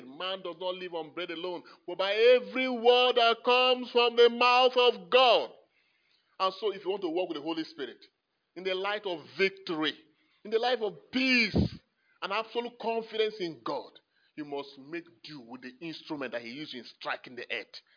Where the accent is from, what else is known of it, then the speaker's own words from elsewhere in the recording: Nigeria; I'm a Nigerian